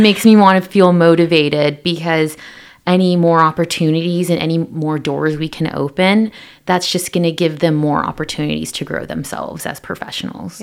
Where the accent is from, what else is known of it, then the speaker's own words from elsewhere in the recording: Pasco, Washington, United States; I'm originally from Pasco, Washington